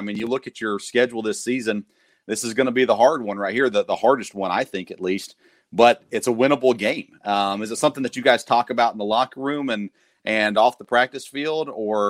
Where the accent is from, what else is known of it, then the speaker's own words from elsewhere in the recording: Murfreesboro, Tennessee, United States; I grew up in Murfreesboro, so well familiar with that area as well.